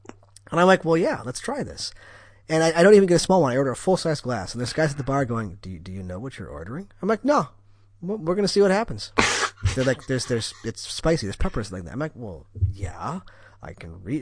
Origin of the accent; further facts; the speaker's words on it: Wisconsin, United States; I'm from Wisconsin.